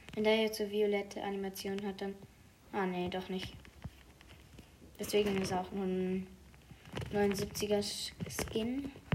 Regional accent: Switzerland; first language Swiss German; Ich komme aus der Schweiz, aber ich spreche nicht so. Ich spreche, ich spreche so. Also ich spreche zu Hause Schweizerdeutsch

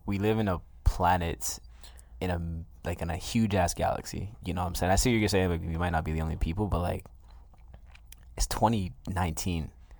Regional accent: Mississauga, Ontario, Canada; I'm from Saga.

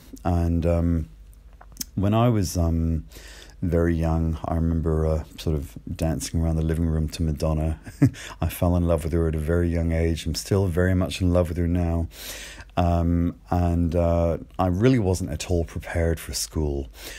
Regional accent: Ireland; accent: a bit mixed; you might be able to tell from my accent, which is a bit mixed, but I grew up in Ireland. I grew up in a tiny little seaside village.

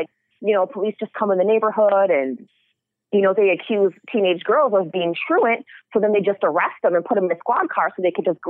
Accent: Chicago, Illinois, United States; I'm from Chicago. We have a huge police brutality problem.

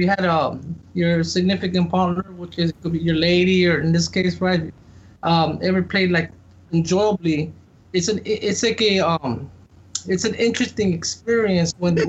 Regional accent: California, United States; I'm from California

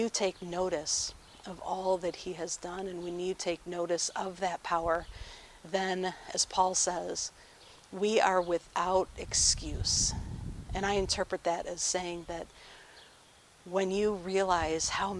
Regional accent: Farmington Hills, Michigan, United States; The house that I grew up in Farmington Hills, backed right up to a forest.

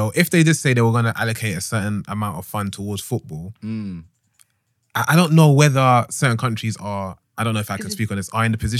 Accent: Nigeria; And especially, obviously, I'm Nigerian, so I'm speaking in regards to Nigeria.

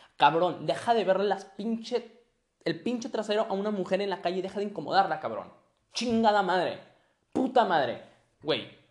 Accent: Monterrey, Nuevo León, Mexico; Soy regio. Soy regio, entonces, pues, por ende, ¿no? y mexicano, regio mexicano

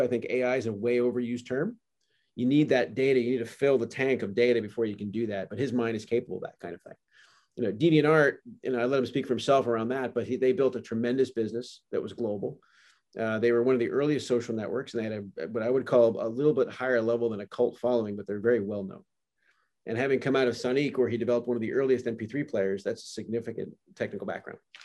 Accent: Canada; moved away; also born or lived in California; I am a Canadian, and very proudly

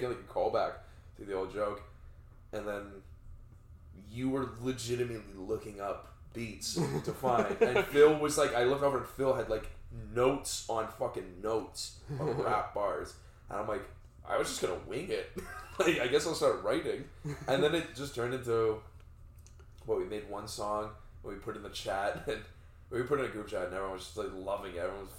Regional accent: Toronto, Ontario, Canada; Me, a mean streets of Scarborough.

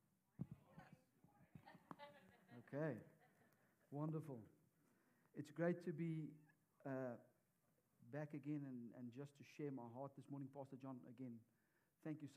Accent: South Africa; moved away; we are from South Africa

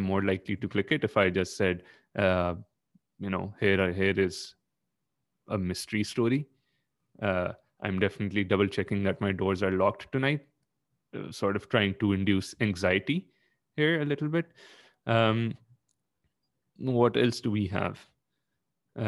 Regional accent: Pakistan; I am Pakistani.

